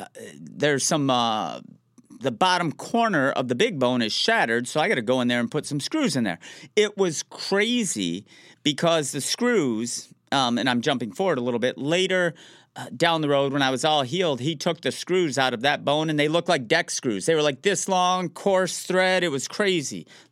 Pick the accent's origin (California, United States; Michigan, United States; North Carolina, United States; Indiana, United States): Michigan, United States; Detroit; I'm from the Metro Detroit area, so I found out who the surgeon was for the Detroit Red Wings of the NHL